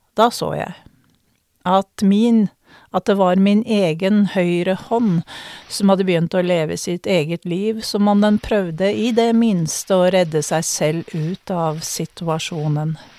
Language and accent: Norwegian; Norway; jeg kom fra Norge